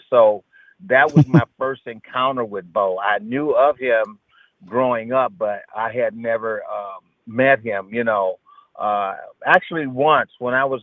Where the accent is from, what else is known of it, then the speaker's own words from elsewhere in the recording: Barberton, Ohio, United States; We're both from Barberton. We're gonna show him how to play football up here in Michigan.